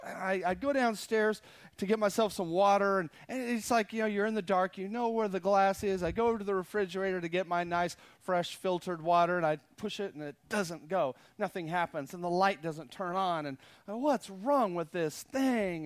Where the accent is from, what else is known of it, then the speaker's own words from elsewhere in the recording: Texas, United States; I guess I was from Texas